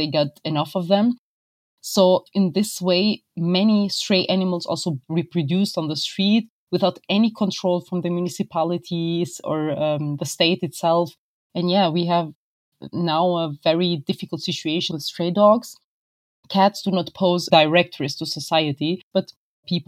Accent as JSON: {"language": "English", "country": "Kosovo", "said": "I'm from Kosovo. I live in Pristina"}